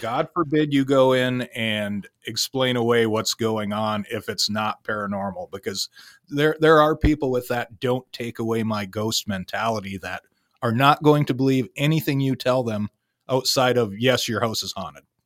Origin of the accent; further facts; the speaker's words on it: Sault Ste. Marie, Michigan, United States; I am also from Sault Ste. Marie, Michigan